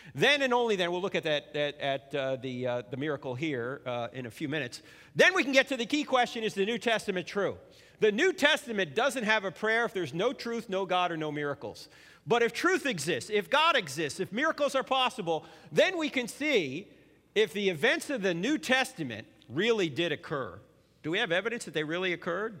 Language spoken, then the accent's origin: English; New Jersey, United States; moved away; I'm originally from New Jersey